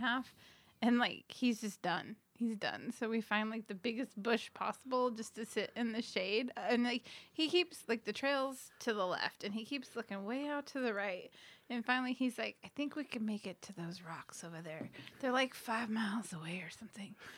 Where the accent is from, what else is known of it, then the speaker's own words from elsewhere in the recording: Hemet, California, United States; I grew up in Hemet in the Diamond Valley area